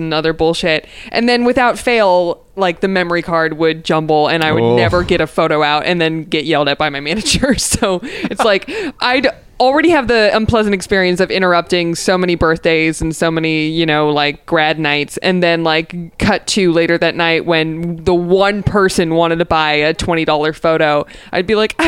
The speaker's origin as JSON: {"language": "English", "town": "Los Angeles", "region": "California", "country": "United States", "tie": "born or raised there", "said": "So I grew up in North Hollywood"}